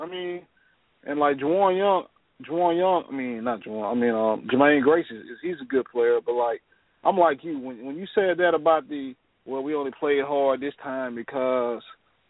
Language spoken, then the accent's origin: English; Mobile, Alabama, United States; I'm from Mobile, Senior Bowl town.